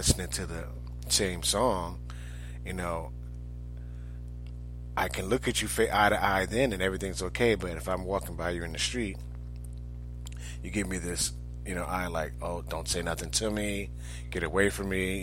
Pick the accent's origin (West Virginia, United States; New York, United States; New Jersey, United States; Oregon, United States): New York, United States; now in Orlando, United States; I grew up in New York